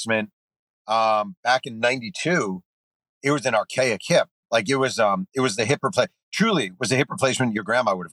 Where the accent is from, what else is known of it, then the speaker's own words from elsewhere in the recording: Mahopac, New York, United States; moved away as an adult; I was raised in Mayo Pack, New York